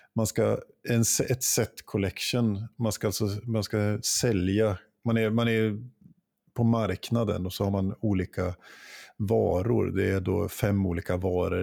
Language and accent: Swedish; Jämtland, Sweden; moved away; hemma i Jämtland. Och besökte min mor